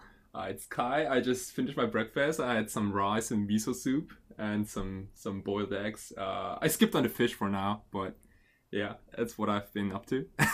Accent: Germany; moved away as an adult; also born or lived in Japan; now in Tokyo, Japan; I've been kind of all over the place. But I was born in Japan. And when I turned 5, my family, we decided to move to Germany.

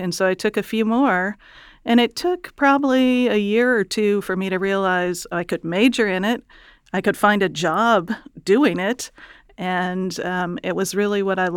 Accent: Chicago, Illinois, United States; I grew up in Chicago

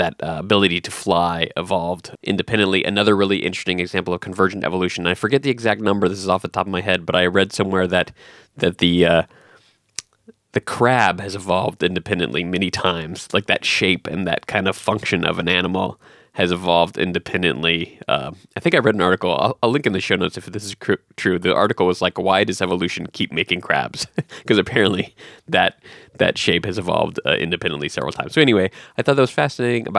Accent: United States; being an American

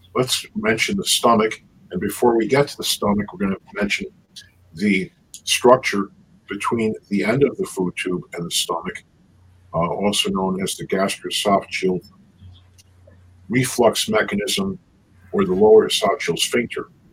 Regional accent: New York City, New York, United States; also born or lived in Buffalo, New York / Brussels, Belgium; I was born in the Bronx, in New York, and uh, grew up in the Bronx and Queens

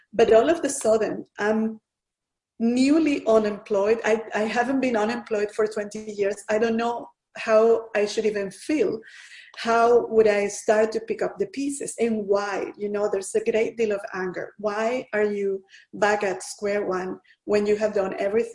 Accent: Venezuela; moved away as an adult; also born or lived in Asia; I'm originally from Venezuela, from Latin America.

